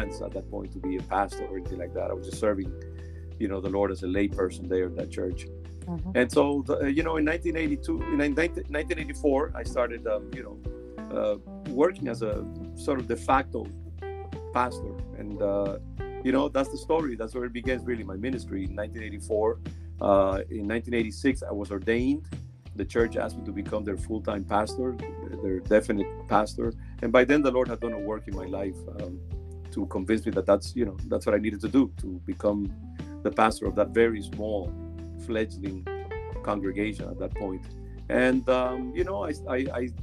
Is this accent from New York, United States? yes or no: yes; New York City, New York, United States; also born or lived in Dominican Republic / Cambridge, Massachusetts / Boston (South End); now in Boston, United States; came to the States when I was 10 years old, many, many decades ago. And, you know, I grew up there in Brooklyn